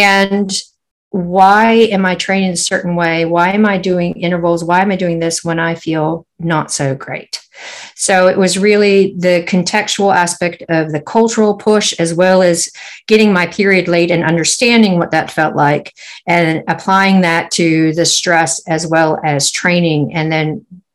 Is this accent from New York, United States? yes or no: no; San Francisco, California, United States; moved away as an adult; now in New Zealand; growing up in San Francisco